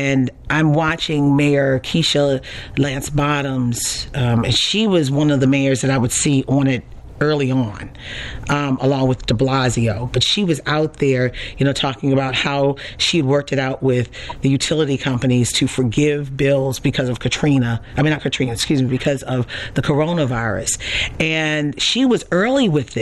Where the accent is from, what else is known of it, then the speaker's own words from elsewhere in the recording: Baltimore, Maryland, United States; I grew up in Baltimore